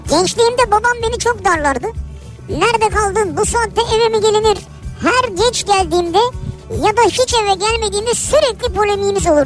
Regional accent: Rize, Rize Province, Turkey; now in Ankara, Turkey; Rizeliyim ben. Orada yaşayamam dedim. Büyük konuştum. 5 yıldır Ankara'da yaşıyorum.

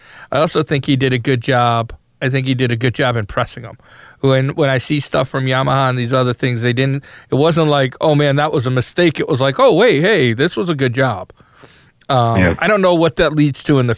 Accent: United States; I'm an American

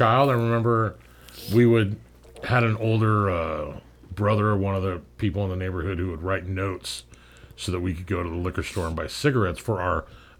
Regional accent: Long Beach, California, United States; I was born and raised in Long Beach, California, which is a semi-large beachside community that's fairly close to where we are now.

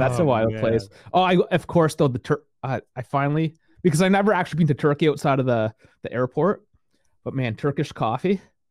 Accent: Toronto, Ontario, Canada; I'm from Toronto.

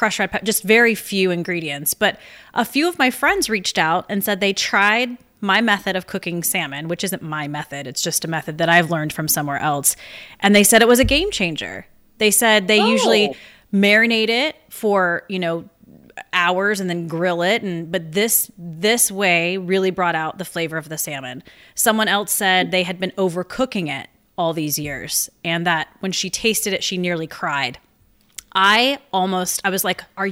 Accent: South Carolina, United States; I'm from South Carolina

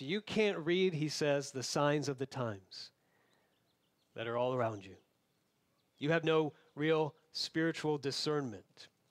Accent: Florida, United States; moved away; where I grew up in Florida

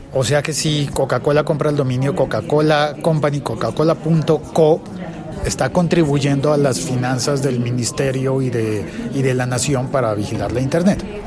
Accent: Colombia; soy colombiano

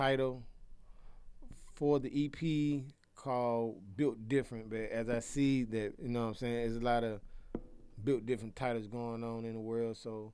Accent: Atlanta, Georgia, United States; I grew up in Titwood

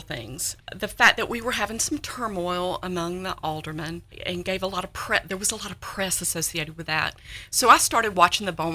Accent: North Carolina, United States; accent: North Carolina; moved away as an adult; also born or lived in Richmond, Virginia; now in Hendersonville, United States; my husband and I both grew up in North Carolina, which you can tell from my accent. It is a North Carolina accent

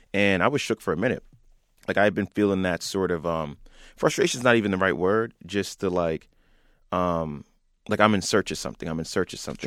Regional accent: Franklin, New Jersey, United States; we grew up in, like, the burbs, and you were always an interesting spot. We're forty minutes from New York, not too far from Delaware, close to Philly

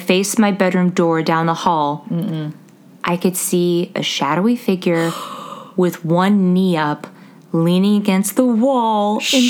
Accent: Illinois, United States; Anywho, I'm from North Illinois, and in the summer of 2011, I joined a study abroad program with Wheaton College.

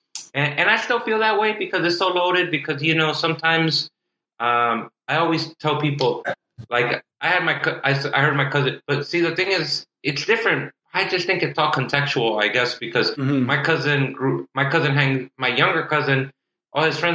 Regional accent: Inglewood, California, United States; also born or lived in South Central, Los Angeles; I grew up in Inglewood and then South Central as well

